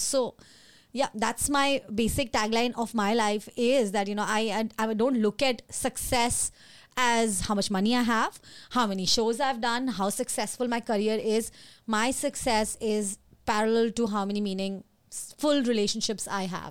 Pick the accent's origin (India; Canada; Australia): India; Delhi; moved away; I'm born and brought up in Delhi